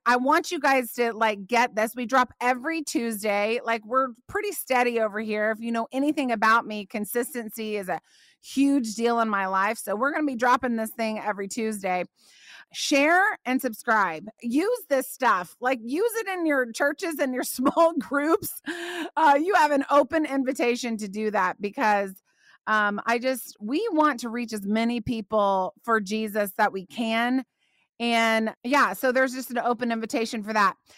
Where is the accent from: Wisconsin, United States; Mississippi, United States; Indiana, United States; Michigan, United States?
Indiana, United States; now in Dallas, United States; I grew up in Indiana, okay? So, I grew up in, like, the cornfields of Indiana